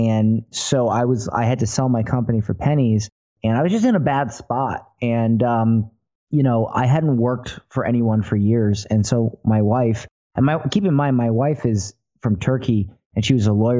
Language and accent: English; Florida, United States; I was born in Florida